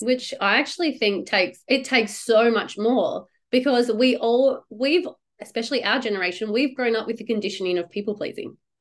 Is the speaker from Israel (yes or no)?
no; Perth, Western Australia, Australia; born or raised there